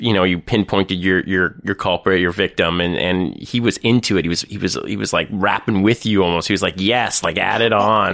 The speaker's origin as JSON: {"language": "English", "town": "Thornhill", "region": "Ontario", "country": "Canada", "tie": "born or raised there", "also_born_or_lived": "North York", "said": "I was raised in Thornhill"}